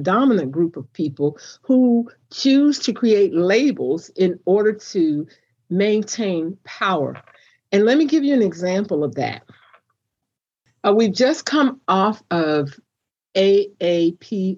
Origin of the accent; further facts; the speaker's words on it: United States; I am an American, because that's what I am